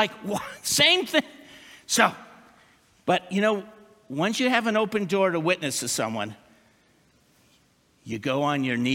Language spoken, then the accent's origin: English; New Jersey, United States; moved away as an adult; also born or lived in West Newton, Pennsylvania; I'm from New Jersey.